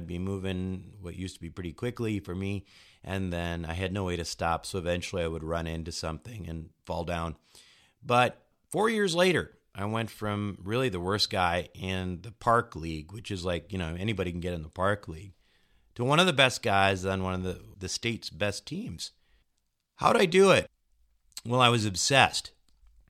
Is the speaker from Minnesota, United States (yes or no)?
yes; Minnesota, United States; When I was a kid growing up in Minnesota